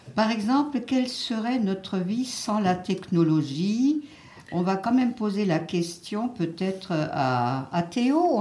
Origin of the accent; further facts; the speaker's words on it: Béning, Grand Est, France; mon village natal de Bénin